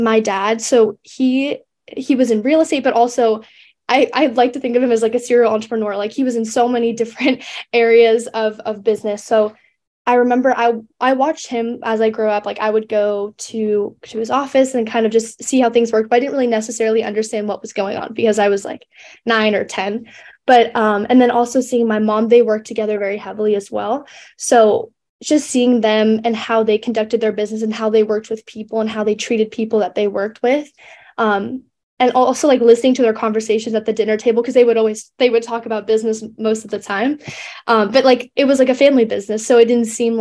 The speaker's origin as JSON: {"language": "English", "area": "near Santa Barbara and LA", "region": "California", "country": "United States", "tie": "born or raised there", "said": "growing up near Santa Barbara"}